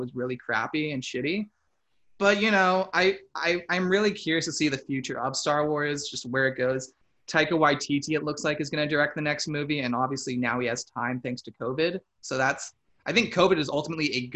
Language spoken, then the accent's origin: English; Canada; We're Canadian